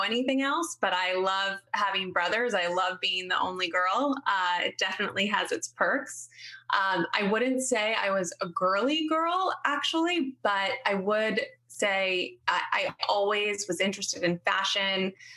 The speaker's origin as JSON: {"language": "English", "town": "Haverford", "region": "Pennsylvania", "country": "United States", "tie": "born or raised there", "also_born_or_lived": "Florida / Wayne, Pennsylvania", "said": "I grew up outside of Philadelphia on the main line."}